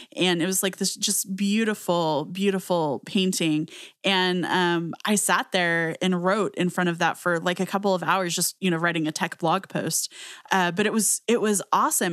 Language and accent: English; Southwest US, United States; I grew up in the Southwest U S